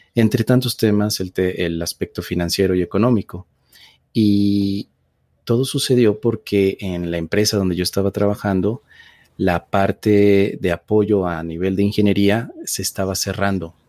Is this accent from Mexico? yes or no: yes; Mexico City, Mexico; yo nací en la Ciudad de México